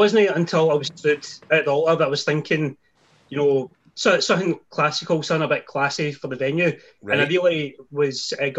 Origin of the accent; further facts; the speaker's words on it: Lanark, Scotland, United Kingdom; moved away as an adult; now in Larne, United Kingdom; I'm from Lanark originally, and then I moved over to Northern Ireland with my wife back in 2014, 6 years ago.